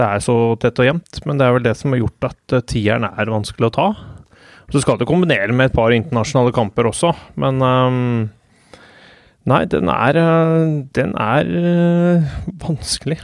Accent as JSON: {"language": "Norwegian", "town": "Hamar", "region": "Innlandet", "country": "Norway", "said": "jeg er fra Hamar"}